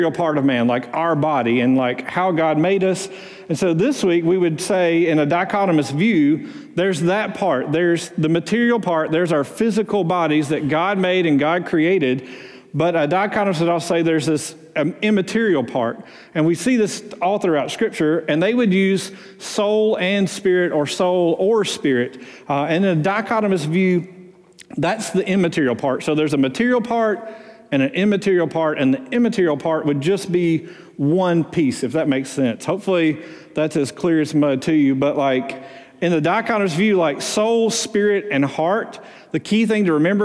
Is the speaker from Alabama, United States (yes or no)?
yes; Muscle Shoals, Alabama, United States; moved away; also born or lived in Houston, Texas; I'm originally from Muscle Shoals